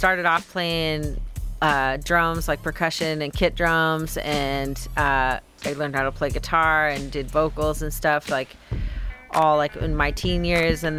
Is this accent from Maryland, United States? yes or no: no; Portland, Oregon, United States; I'm hailing from Portland, Oregon